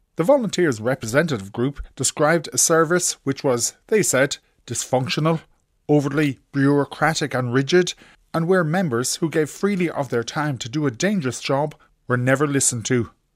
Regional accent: Cork, Munster, Ireland; I'm from Cork

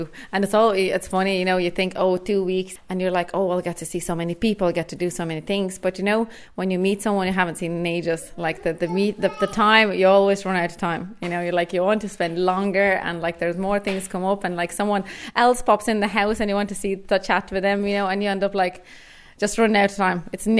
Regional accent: Lithuania; moved away as an adult; now in Ireland; So a small village, yeah, that's where I grew up. And I left Lithuania when I was 18. So I've been living in Ireland since. So that is about, 12 years?

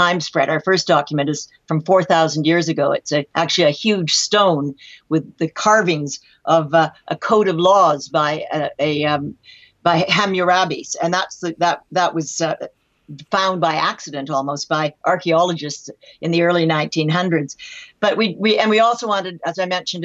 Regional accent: Canada; I'm Canadian

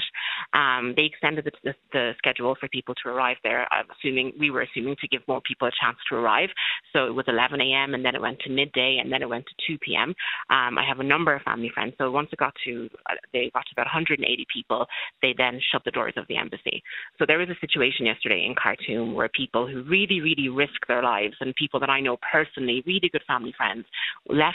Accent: Castlebar, Connacht, Ireland; moved away as an adult; also born or lived in Sudan; now in Dublin, Ireland; I've lived here since I was 3 years old. He's an obstetrician. I grew up in Castlebar

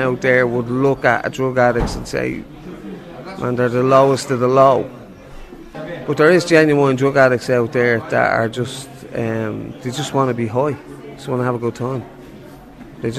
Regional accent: Dublin, Leinster, Ireland; I grew up in Crumlin, Dublin 12.

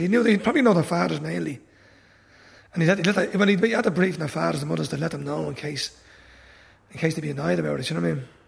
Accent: Dublin, Leinster, Ireland; I'm from Corporation Place

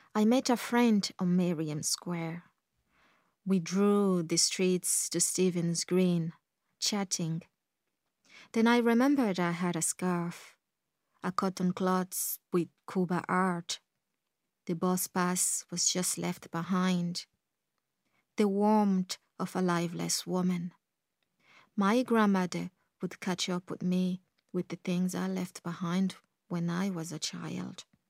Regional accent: Galway, Connacht, Ireland; English is a second language; I was very young when I came here. Like, I would have spent all my teenage years in Ireland

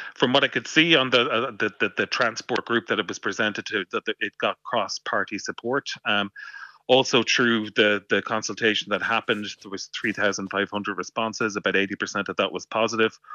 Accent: Waterford, Munster, Ireland; moved away; I'm from Waterford originally

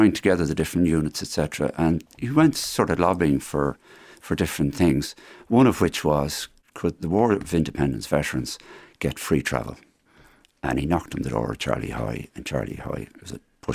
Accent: Dublin, Leinster, Ireland; We grew up in Churchtown on a street called Landscape Park

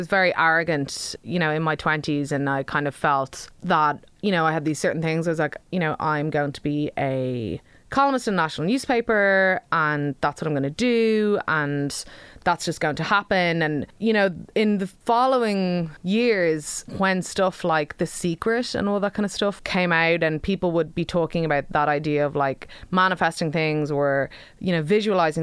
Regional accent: Dublin, Leinster, Ireland; I'm from the Dean's Grange Massive, no man's land of South County Dublin, which is grand.

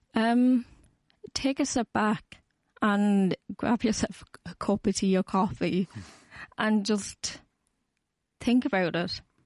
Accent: Cork, Munster, Ireland; I'm from Cork, so I have to travel up from Dublin

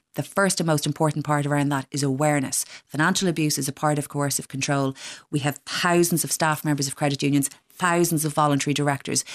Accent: Dún Laoghaire, County Dublin, Ireland; I come from Dunleavy

